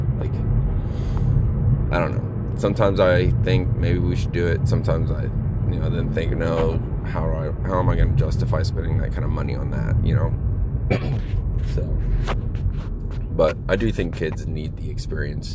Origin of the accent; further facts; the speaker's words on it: Florida, United States; I used to go all the time, growing up in Florida